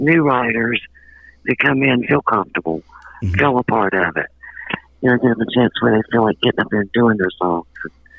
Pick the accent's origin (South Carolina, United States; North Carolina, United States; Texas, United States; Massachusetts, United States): North Carolina, United States; Reidsville; moved away; also born or lived in Florida; I'm originally from North Carolina, Reidsville, North Carolina.